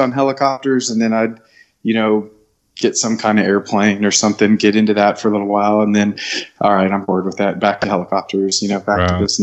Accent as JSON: {"language": "English", "region": "Southern California", "country": "United States", "tie": "born or raised there", "moved": "yes", "lives_now": "Jonesboro, United States", "said": "So I grew up out in Southern California and moved to Jonesboro, Arkansas"}